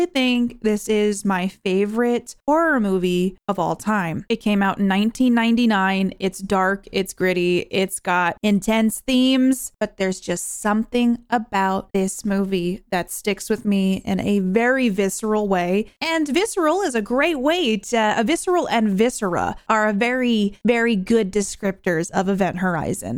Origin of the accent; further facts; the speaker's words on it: New Hampshire, United States; I grew up in New Hampshire